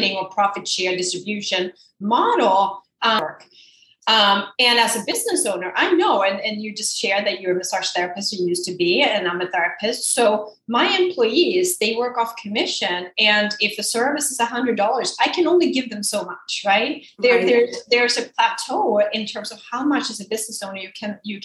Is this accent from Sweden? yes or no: yes; Sweden; moved away as an adult; now in Rhode Island, United States